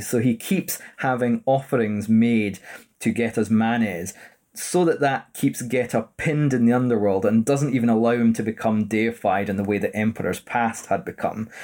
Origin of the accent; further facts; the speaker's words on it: Edinburgh, Scotland, United Kingdom; born and raised in Edinburgh